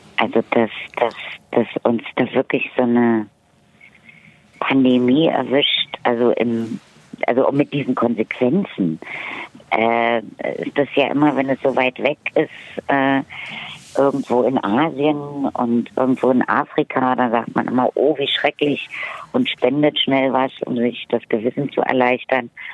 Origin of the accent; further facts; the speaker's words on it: Berlin, Germany; bin in Friedrichshain geboren, ich bin groß geworden zwischen Charlottenburg, Charlottenburg und, und Mitte